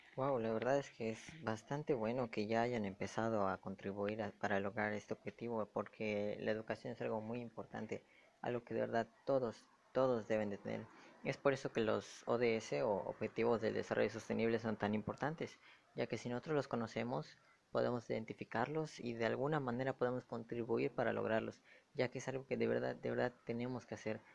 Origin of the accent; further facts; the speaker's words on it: Tekax, Yucatán, Mexico; Yo soy de Tecash